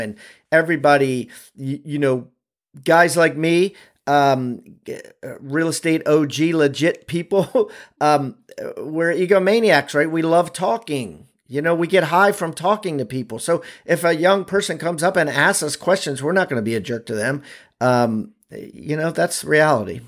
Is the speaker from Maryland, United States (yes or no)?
yes; Maryland, United States; I'm from Maryland.